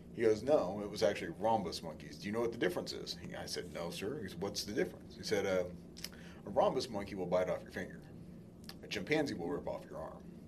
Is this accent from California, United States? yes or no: yes; California, United States; I grew up in California